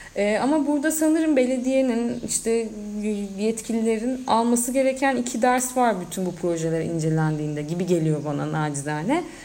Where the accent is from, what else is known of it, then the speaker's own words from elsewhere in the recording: Mersin, Turkey; sen de ben de hem buralıyız